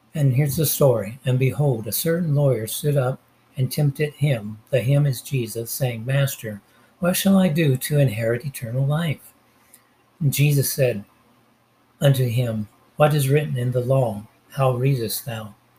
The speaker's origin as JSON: {"language": "English", "town": "Los Angeles", "region": "California", "country": "United States", "said": "I'm from Los Angeles, the city of angels. When I was 10 years old, me and my grandmother got on the bus in downtown"}